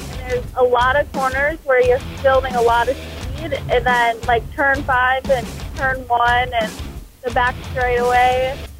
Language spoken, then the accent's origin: English; Wisconsin, United States; even though I'm from Wisconsin.